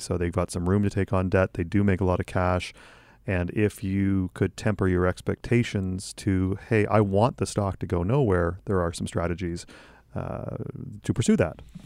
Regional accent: Canada; as a Canadian

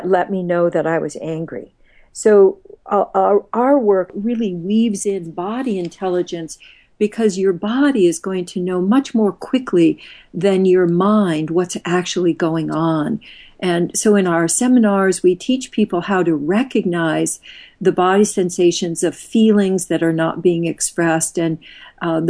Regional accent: Midwest, United States; I grew up, did a lot of my growing up in the Midwest

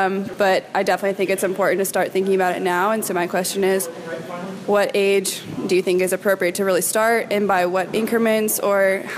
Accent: North Carolina, United States; I'm from North Carolina, and I'm a senior at UNC Chapel Hill.

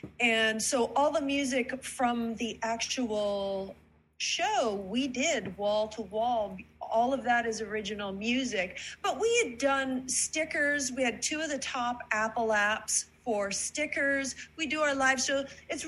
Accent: Canada; You know, I'm originally from Canada.

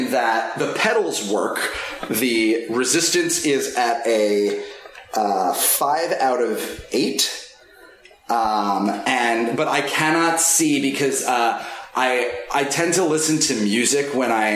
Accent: New York, United States; We're both from New York.

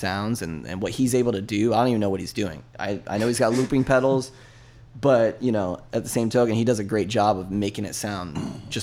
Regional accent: Tampa, Florida, United States; now in St. Petersburg, United States; I was born and raised in Tampa, and I crossed the bridge about 7 years ago

